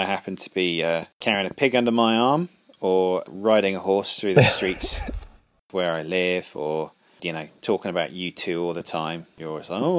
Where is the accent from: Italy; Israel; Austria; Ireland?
Ireland; We can do this because I'm Irish, so suck it.